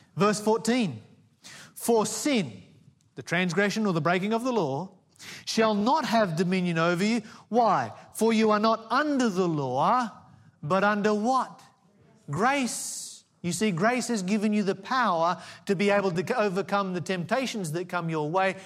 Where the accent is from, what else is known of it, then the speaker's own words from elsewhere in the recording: Tasmania, Australia; I grew up in Tasmania, the Promised Land.